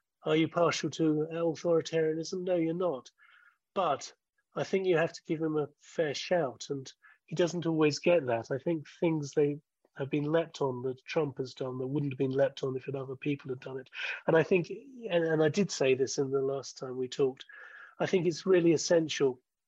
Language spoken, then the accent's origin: English; Hillingdon, London, United Kingdom; No, I didn't. I didn't alter my accent or draw my Hillingdon roots. No, I've always spoken like this, and my parents had posh voices, even though they weren't particularly posh.